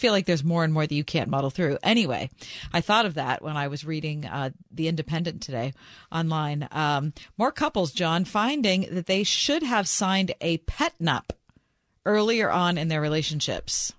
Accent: United States; Are you from America? And I said, Yes

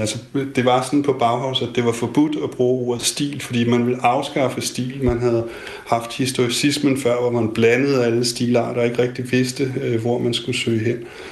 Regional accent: Denmark; som dansker

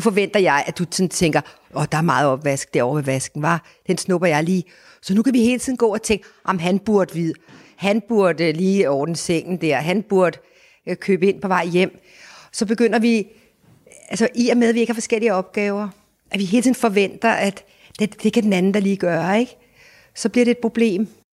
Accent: Denmark; vi danskere

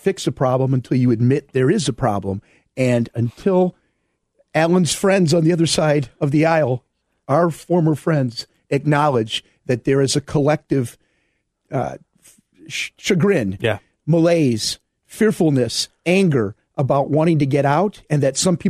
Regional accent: Park Forest, Illinois, United States; moved away; The south suburbs from where I am originally from. I'm from Park Forest

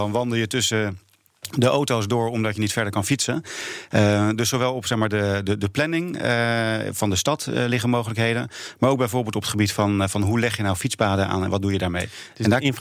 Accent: Netherlands

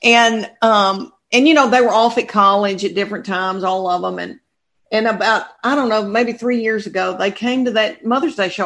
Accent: Adams, Tennessee, United States; moved away as an adult; now in Knoxville, United States; I'm from Tennessee, a farming community of 500 people.

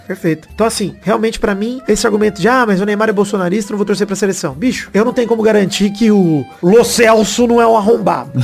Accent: Araraquara, São Paulo, Brazil; moved away; eu estou de mudança para voltar para Araraquara, isso é oficial. Estou retornando à minha terra

